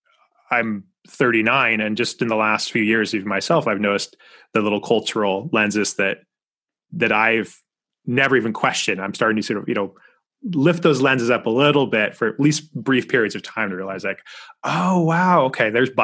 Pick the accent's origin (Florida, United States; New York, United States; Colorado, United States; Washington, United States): Washington, United States; first language English; also born or lived in Southern California, United States; So I currently live about 4 hours east of Seattle, but I grew up in Western Washington State and Southern okay. California.